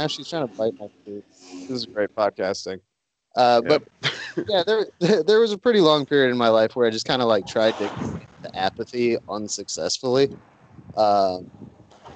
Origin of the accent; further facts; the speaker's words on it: Saint Paul, Minnesota, United States; the Republican National Convention was in St. Paul in 2008, where I'm from.